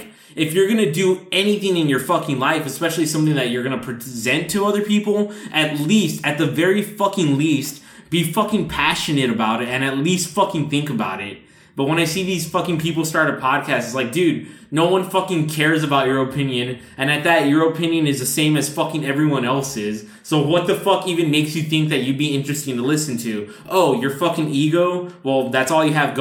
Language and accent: English; Rio Grande Valley, Texas, United States; we're from the Rio Grande Valley